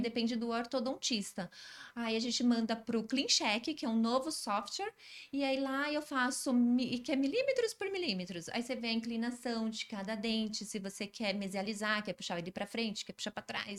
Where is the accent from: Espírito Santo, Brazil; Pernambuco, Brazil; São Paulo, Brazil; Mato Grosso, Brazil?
São Paulo, Brazil; also born or lived in Araraquara; eu sou de São Paulo